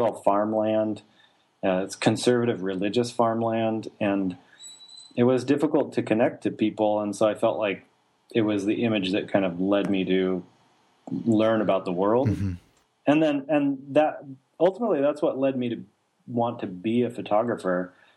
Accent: Idaho Falls, Idaho, United States; I was born in Idaho Falls, Idaho. That's where I grew up, small town in the southeastern side of the state

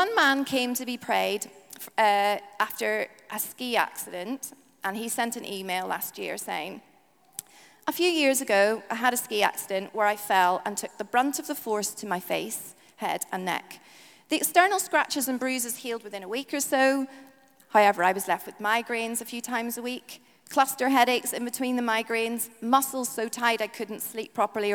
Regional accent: Northern Ireland, United Kingdom; now in England, United Kingdom; I'm from Northern Ireland

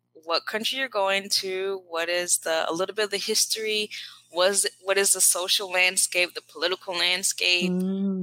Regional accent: South Carolina, United States; moved away as an adult; also born or lived in South Korea / Spain / United Arab Emirates; now in Mexico; I'm from South Carolina, and I have lived abroad in South Korea, Spain, UAE, and now I'm currently in Mexico

